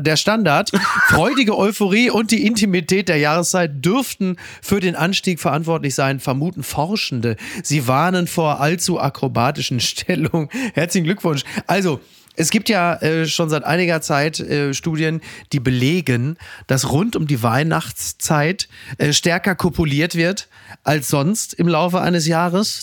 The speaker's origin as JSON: {"language": "German", "town": "Castrop-Rauxel", "region": "North Rhine-Westphalia", "country": "Germany", "tie": "born or raised there", "moved": "yes", "said": "die Heimkehr nach Kastrop-Rauxel, nach Henrichenburg in mein Heimatdorf"}